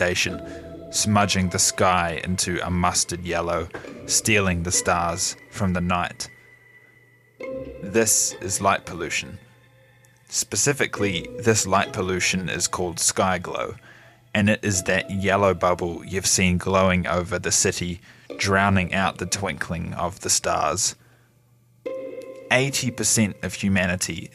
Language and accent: English; Gore, Southland, New Zealand; This is my hometown, Gore